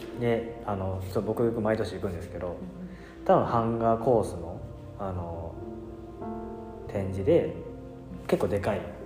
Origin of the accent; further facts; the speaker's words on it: Osaka, Japan; moved away as an adult; also born or lived in Kyoto; 僕も出身大阪なんで